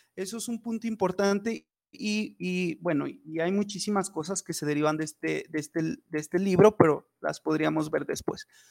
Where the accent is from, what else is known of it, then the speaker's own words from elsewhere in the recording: Fresnillo, Zacatecas, Mexico; soy abogado de Fresnillo, Zacatecas